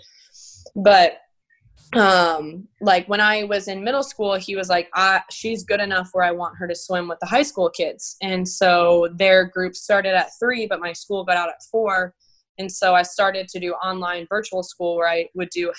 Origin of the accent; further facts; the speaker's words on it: Florida, United States; growing up in Florida, I've always been like very much like you finish school, you go to NCAA